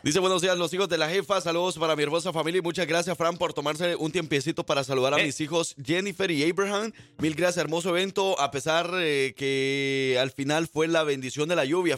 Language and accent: Spanish; El Salvador; now in Alabama, United States; yo como salvadoreño